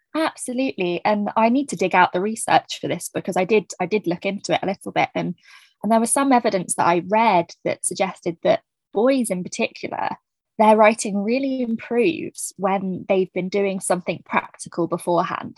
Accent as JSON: {"language": "English", "area": "New Forest", "region": "South East England", "country": "United Kingdom", "tie": "born or raised there", "said": "I grew up in the New Forest area"}